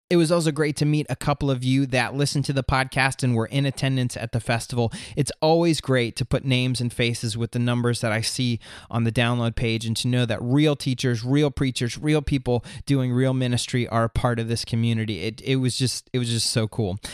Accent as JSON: {"language": "English", "region": "Florida", "country": "United States", "tie": "born or raised there", "moved": "as an adult", "lives_now": "southeastern United States", "said": "I grew up and lived in Florida up until last summer."}